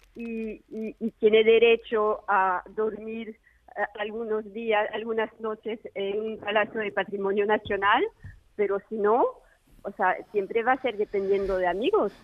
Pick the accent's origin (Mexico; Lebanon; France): France; hablo como francesa